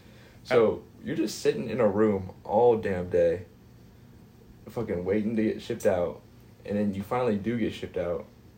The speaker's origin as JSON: {"language": "English", "town": "Collinsville", "region": "Oklahoma", "country": "United States", "tie": "born or raised there", "also_born_or_lived": "Tulsa, Oklahoma", "moved": "as an adult", "said": "I'm from Collinsville, Oklahoma. I moved to Collinsville like when I was in third grade because I was born in Tulsa."}